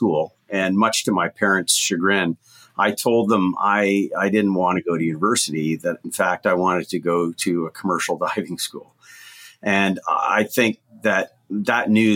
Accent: Canada; also born or lived in Barbados; I grew up in Canada, probably about as far away from the ocean as you could get.

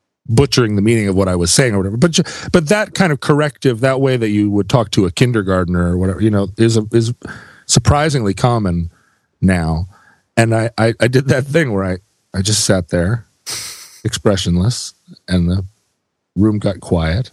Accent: United States; I'm an American

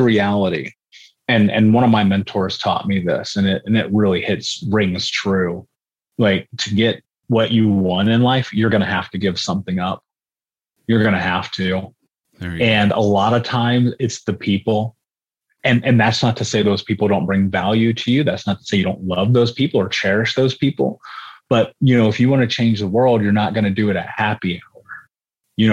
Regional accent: Indianapolis, Indiana, United States; I grew up in Indianapolis

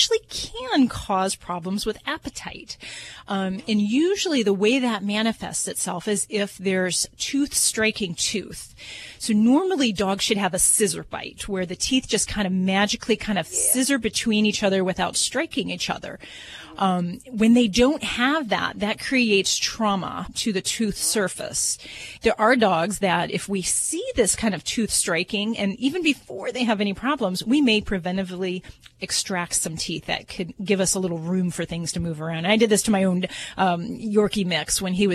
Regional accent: Hammond, Indiana, United States; I'm from Hammond, Indiana, so not too far from those woods.

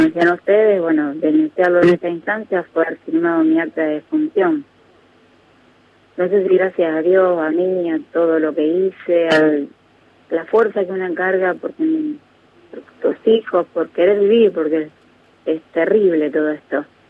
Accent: Santa Fe, Argentina; moved away; mi pueblo. Está en Santa Fe, eh, pero es un pueblo pequeño donde vive mi familia

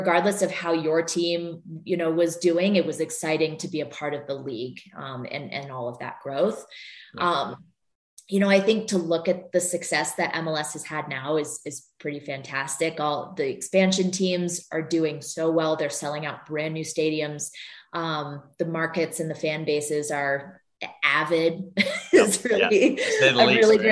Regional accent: Vermont, United States; moved away; I grew up in Vermont and there are no pro sports teams there

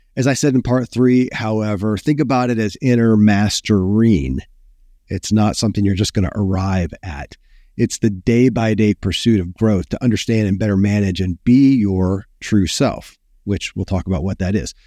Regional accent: Kentucky, United States; born or raised there

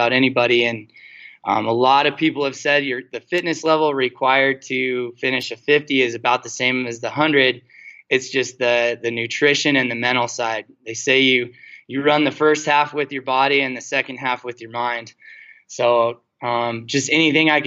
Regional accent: Bighorn Mountains, Wyoming, United States; I grew up running around the Bighorn

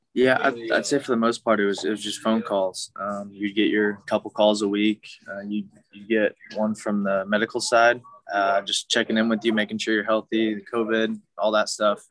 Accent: Milwaukee, Wisconsin, United States; moved away; also born or lived in Oklahoma; I grew up in Milwaukee, uh, and then moved to Oklahoma

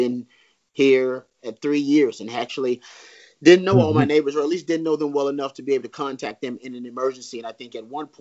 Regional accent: Texas, United States; I'm a Texan and I chose Austin as a home for a reason

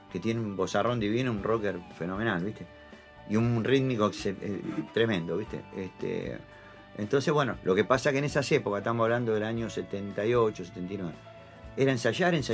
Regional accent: Buenos Aires, Argentina; yo soy del barrio de Colegiales, de, imagínate, Algodonera, la villa de la Vuelta de, Dorrego

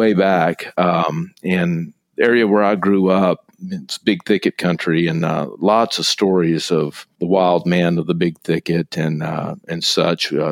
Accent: East Texas, United States; I grew up in East Texas

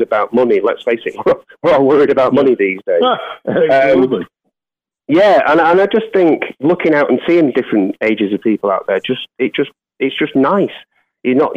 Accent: Manchester, North West England, United Kingdom; my hometown of Manchester in the UK

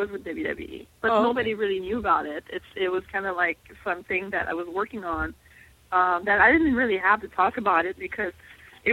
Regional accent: Montreal, Quebec, Canada; English is a second language; moved away; I'm from Montreal

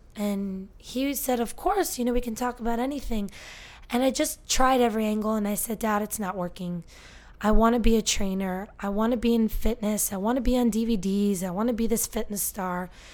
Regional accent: Northern New Jersey, United States; born and raised in Northern New Jersey

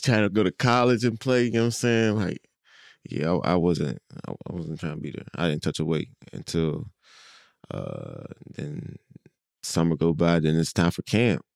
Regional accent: Pittsburgh, Pennsylvania, United States; now in Philadelphia, United States; growing up in Pittsburgh

